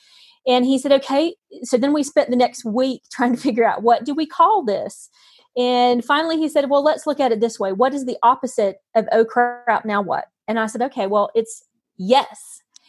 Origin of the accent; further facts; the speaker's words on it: North Carolina, United States; born there; now in Utah, United States; I'm actually in Utah. I know my accent. I was born in North Carolina, but I'm actually living in Utah right now.